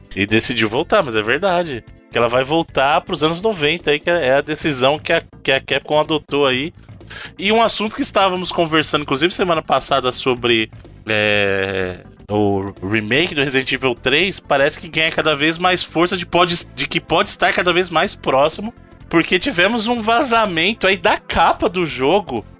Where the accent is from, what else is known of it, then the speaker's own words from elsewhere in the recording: Bahia, Brazil; accent: baiano; moved away; also born or lived in Minas Gerais; Eu sou baiano com muito orgulho